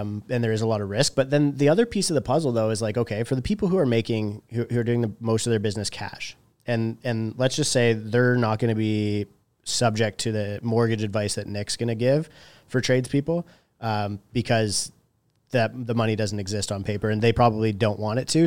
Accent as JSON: {"language": "English", "area": "a small town north of Toronto", "region": "Ontario", "country": "Canada", "tie": "born or raised there", "said": "I come from a small town north of Toronto and like all my friends in my hometown are from, or uh, work in the trades"}